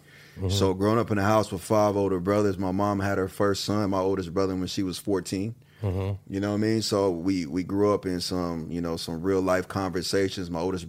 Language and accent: English; Kansas City, Missouri, United States; I remember I'm from Kansas City.